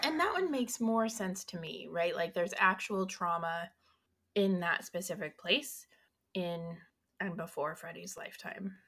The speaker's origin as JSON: {"language": "English", "region": "Colorado", "country": "United States", "said": "I'm from Colorado"}